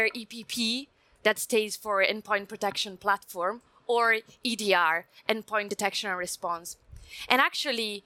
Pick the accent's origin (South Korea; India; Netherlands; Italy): Italy; accent: Italian; English is a second language; I'm Italian, come from Italy, so you may notice from my accent